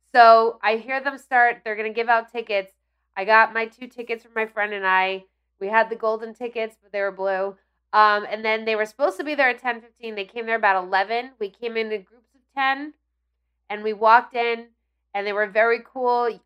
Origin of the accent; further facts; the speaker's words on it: Ridgewood, New Jersey, United States; I grew up in Ridgewood, which is one town over